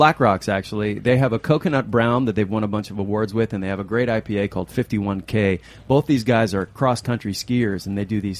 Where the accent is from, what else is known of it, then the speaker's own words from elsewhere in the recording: Upper Peninsula of Michigan, United States; now in New York, United States; I'm from the Upper Peninsula of Michigan, which is way, way up north. And yes, not on the hand.